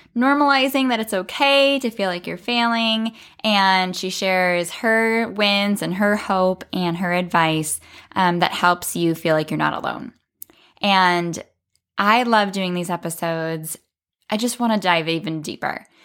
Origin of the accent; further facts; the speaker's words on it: South Dakota, United States; I'm from South Dakota in the Midwest in the United States